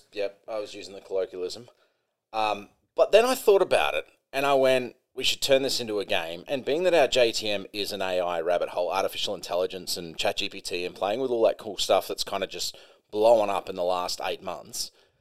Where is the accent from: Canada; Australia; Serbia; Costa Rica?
Australia; born there; But I mean, came back to Australia. I was born in Australia, but then I came back to Australia.